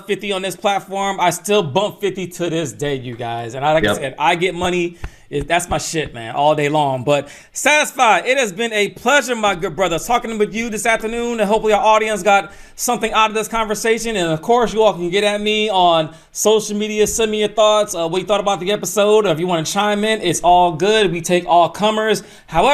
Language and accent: English; Atlanta, Georgia, United States; my hometown of Atlanta, Georgia